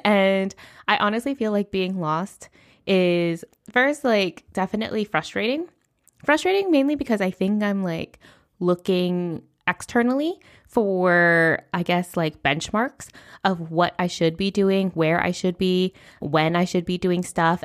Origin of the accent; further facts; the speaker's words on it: United States; first language English; moved away as an adult; now in Spain; I do come from a background of being middle class, raised in the United States.